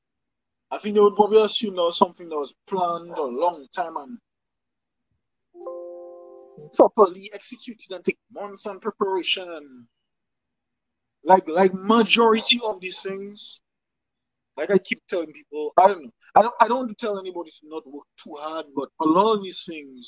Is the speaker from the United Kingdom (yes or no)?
no; Dominica; first language French; English is a second language; also born or lived in Guadeloupe; I was born in Dominica, but when I was like probably like 1 year old, 1 year old, my uncle took me and bring me to Guadeloupe